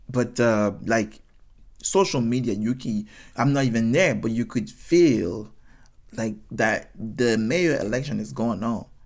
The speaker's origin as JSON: {"language": "English", "country": "United States", "said": "So because I'm American and I, they can see my blue passport, I would get a better service."}